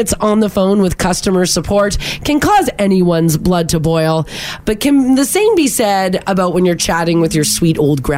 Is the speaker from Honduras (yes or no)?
no; Canada; we're Canadian